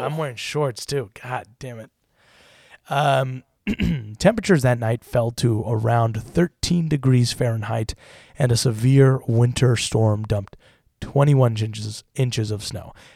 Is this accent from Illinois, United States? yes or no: no; Utah, United States; now in Los Angeles, United States; growing up in Utah. And then I moved